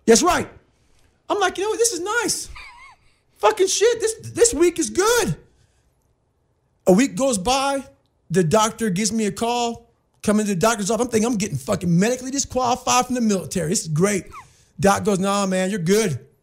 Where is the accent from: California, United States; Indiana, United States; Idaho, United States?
Indiana, United States; Brazil; also born or lived in Buffalo, New York; Growing up in Brazil